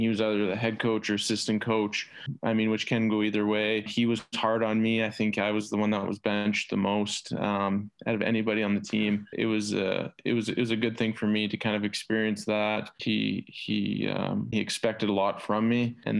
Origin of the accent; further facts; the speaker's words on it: Edmonton, Alberta, Canada; We grew up in Edmonton.